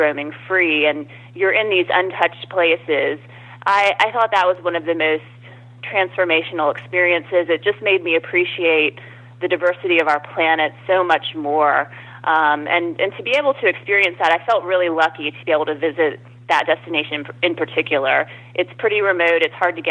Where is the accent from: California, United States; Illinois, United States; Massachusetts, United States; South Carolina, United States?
South Carolina, United States; Myrtle Beach; I grew up in Myrtle Beach, South Carolina